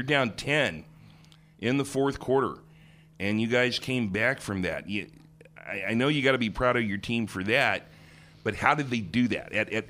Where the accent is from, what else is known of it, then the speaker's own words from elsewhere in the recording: Springfield, Missouri, United States; moved away; I was in Springfield, Missouri, my hometown, yesterday.